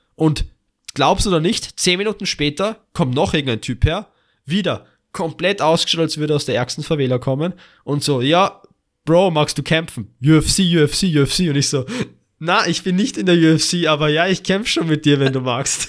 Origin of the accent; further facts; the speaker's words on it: Austria; also born or lived in Vienna; Noch dazu sind wir Österreicher